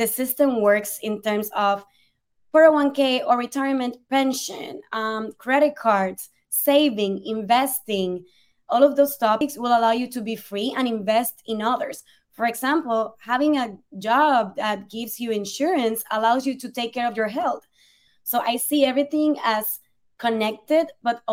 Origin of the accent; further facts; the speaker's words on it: Puerto Rico; English is a second language; moved away as an adult; also born or lived in Spain / Ireland; now in New York City, United States; being born and raised in Puerto Rico, a beautiful island in the Caribbean